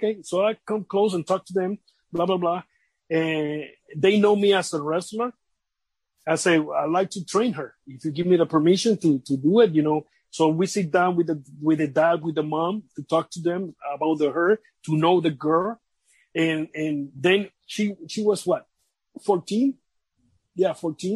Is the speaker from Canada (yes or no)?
no; Vega Alta, Puerto Rico; I work by that time with the government in my hometown, Vega Alta, Puerto Rico.